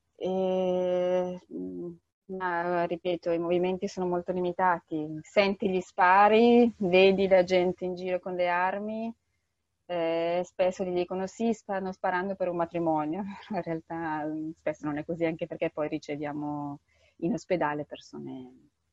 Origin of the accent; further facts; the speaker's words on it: Bergamo, Lombardy, Italy; moved away as an adult; now in Yemen; vengo da Bergamo